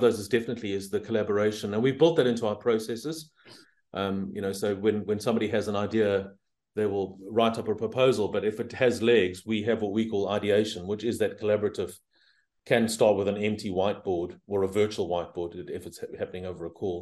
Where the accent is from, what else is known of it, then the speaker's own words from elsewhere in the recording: South Africa; moved away; also born or lived in Southeast Asia; You probably can hear that I'm originally South African, but I've spent a lot of my time living here and in Southeast Asia